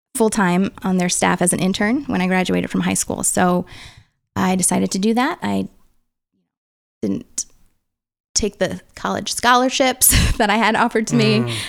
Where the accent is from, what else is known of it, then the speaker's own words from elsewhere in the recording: St. Peters, Missouri, United States; I grew up in Middle America, um, little suburb outside of St. Louis